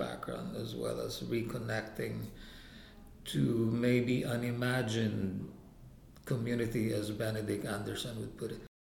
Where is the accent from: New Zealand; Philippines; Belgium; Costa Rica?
Philippines; now in New York, United States